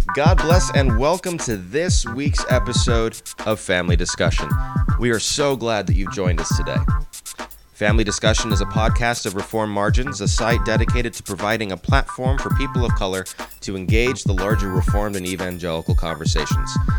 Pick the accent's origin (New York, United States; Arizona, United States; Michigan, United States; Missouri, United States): Arizona, United States; moved away as an adult; also born or lived in San Diego area, California / Philadelphia area, Pennsylvania; we moved from Arizona, where I had grown up and where I was living, to just outside Philadelphia